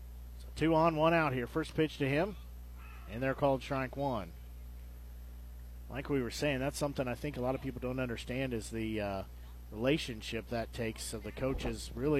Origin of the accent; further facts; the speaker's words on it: Nevada, Missouri, United States; growing up in Nevada